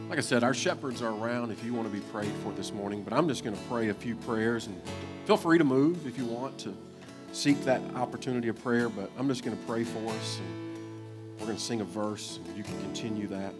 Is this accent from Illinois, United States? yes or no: no; Kentucky, United States; I'm from Kentucky